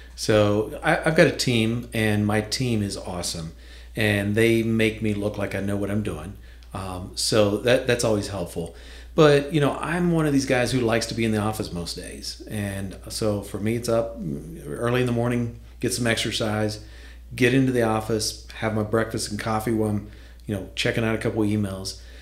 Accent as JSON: {"language": "English", "area": "Deep Creek Lake", "region": "Western Maryland", "country": "United States", "tie": "born or raised there", "also_born_or_lived": "Winchester", "moved": "as an adult", "said": "I grew up in Western Maryland, up Deep Creek Lake, that area Loved it there"}